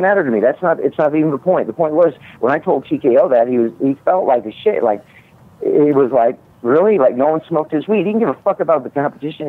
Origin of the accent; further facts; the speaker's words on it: Midwest, United States; I grew up in the Midwest